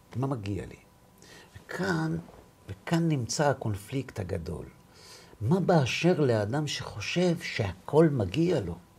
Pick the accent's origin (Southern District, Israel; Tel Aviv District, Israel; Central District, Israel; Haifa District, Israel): Tel Aviv District, Israel; Bnei Brak; אני בא מבני ברק